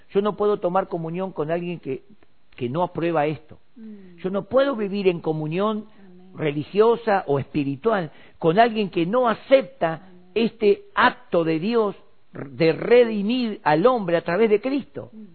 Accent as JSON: {"language": "Spanish", "country": "Argentina", "said": "Nosotros acá en Argentina estamos viviendo tiempos maravillosos"}